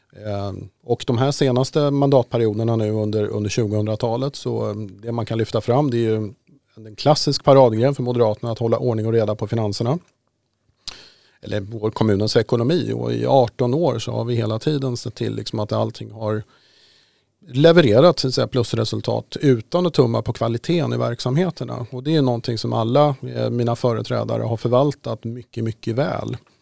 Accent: Haninge, Stockholm County, Sweden; i Haninge då där jag växte upp

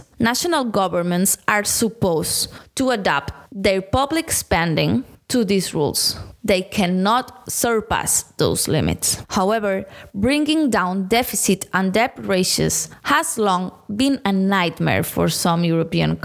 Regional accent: Barcelona, Catalonia, Spain; moved away as an adult; now in Brussels, Belgium; I'm a journalist from Barcelona, working now from Brussels

